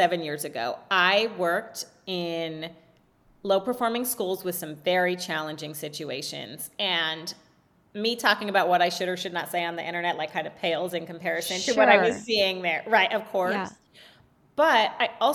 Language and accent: English; California, United States; So I was raised in California.